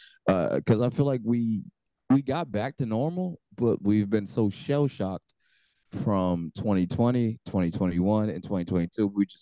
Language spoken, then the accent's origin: English; United States; as an American